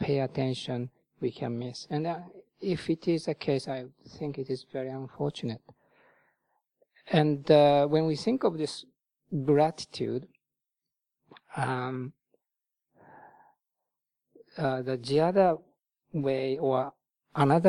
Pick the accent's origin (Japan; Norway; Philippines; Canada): Japan; moved away as an adult; also born or lived in Thailand; now in United Kingdom; in my home country, Japan